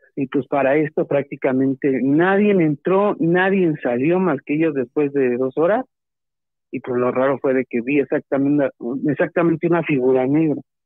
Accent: Toluca, State of Mexico, Mexico; de aquí de Toluca, Estado de México

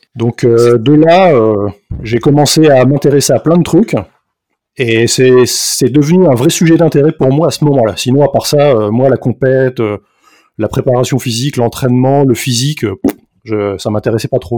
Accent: France; now in Belgium; je suis français, donc là, actuellement je vis en, Belgique

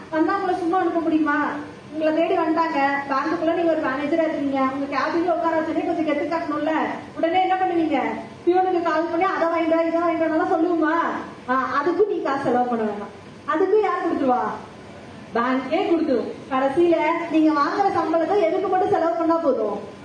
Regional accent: Coimbatore, Tamil Nadu, India; moved away as an adult; also born or lived in Chennai; நான் கோயம்புத்தூர்லயே பிறந்து வளர்ந்தவங்க

